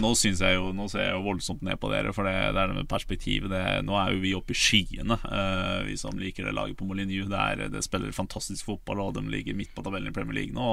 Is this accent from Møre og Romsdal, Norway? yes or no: yes; Ålesund, Møre og Romsdal, Norway; jeg er fra der, jeg, der jeg er fra